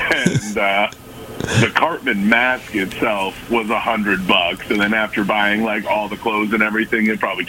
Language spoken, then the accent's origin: English; Ankeny, Iowa, United States; I'm from Ankeny.